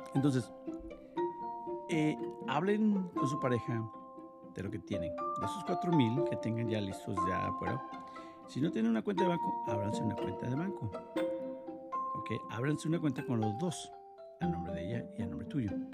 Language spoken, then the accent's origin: Spanish; Mexico; Yo soy de México